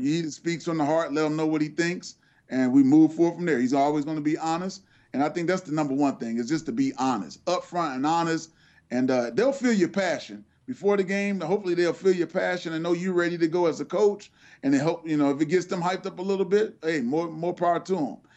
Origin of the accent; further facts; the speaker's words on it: Cincinnati, Ohio, United States; the University of Cincinnati, which is my hometown